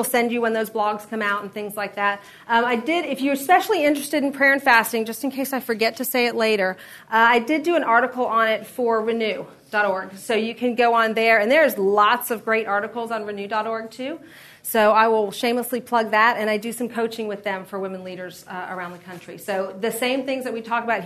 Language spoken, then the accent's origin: English; Florida, United States; now in Middle Tennessee, United States; I'm from Florida